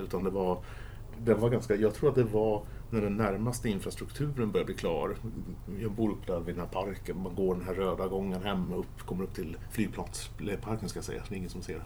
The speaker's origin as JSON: {"language": "Swedish", "area": "Järfälla", "region": "Stockholm County", "country": "Sweden", "tie": "born or raised there", "said": "när jag växte upp så var vi 0758 här ute, inte 08"}